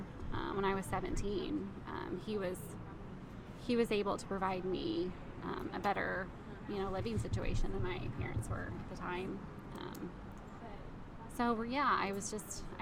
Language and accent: English; New Albany, Indiana, United States; I grew up here in Indiana, small little town, New Albany